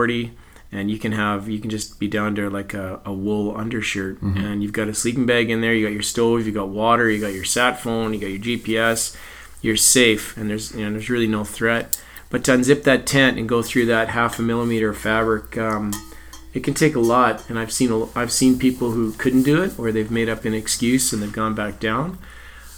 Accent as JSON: {"language": "English", "town": "Edmonton", "region": "Alberta", "country": "Canada", "tie": "born or raised there", "said": "I grew up in Edmonton"}